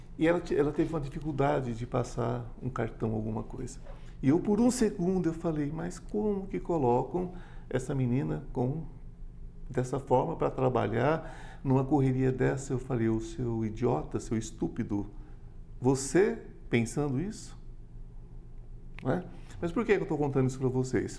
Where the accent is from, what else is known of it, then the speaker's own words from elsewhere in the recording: interior of São Paulo state, Brazil; Eu sou paulista do interior